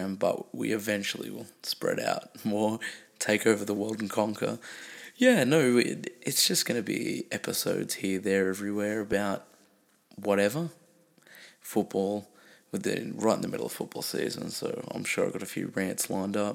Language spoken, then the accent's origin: English; Newcastle, New South Wales, Australia; I'm from Newcastle